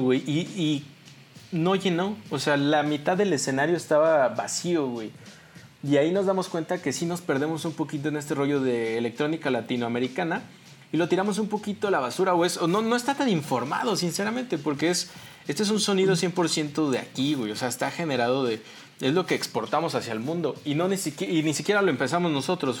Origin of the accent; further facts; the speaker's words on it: Mexico; como mexicanos